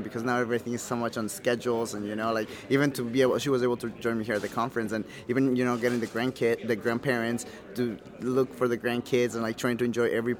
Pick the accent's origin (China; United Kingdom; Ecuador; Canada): Ecuador; Quito, Pichincha; I was born and raised in Quito, Ecuador